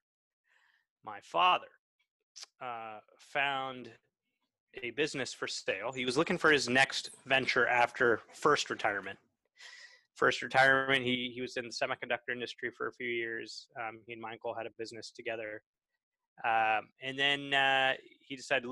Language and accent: English; California, United States; I am a Californian